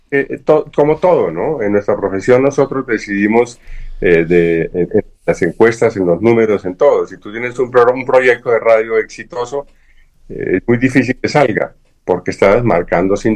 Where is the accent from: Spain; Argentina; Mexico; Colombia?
Colombia; yo soy ciudadano colombiano, no permito, como, como ciudadano colombiano, no permito en el mundo que nadie utilice mi voz.